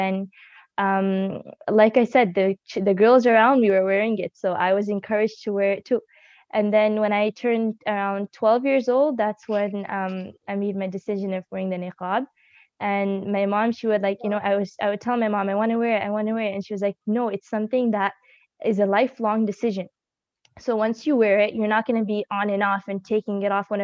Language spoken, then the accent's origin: English; Buffalo, New York, United States; also born or lived in Dallas, Texas; initially, I was born in Dallas, Texas, and then we moved to New York because of the good environment there in Buffalo.